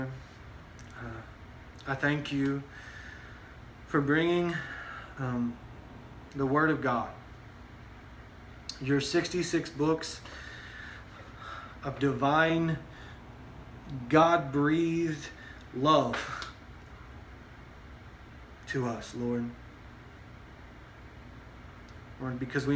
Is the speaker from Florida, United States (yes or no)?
no; Texas, United States; we live in Texas, right? We're a Texan